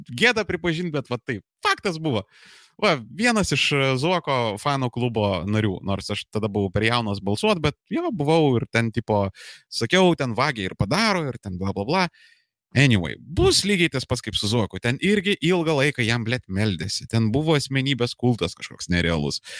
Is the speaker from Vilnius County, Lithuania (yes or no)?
yes; Vilnius, Vilnius County, Lithuania; moved away as an adult; now in Kaunas, Lithuania; aš originaliai esu iš Vilniaus, original gangsta Žirmūnų Bahūras, rajonas reprezent. Um, porą paskutinių metų esu Kaunietis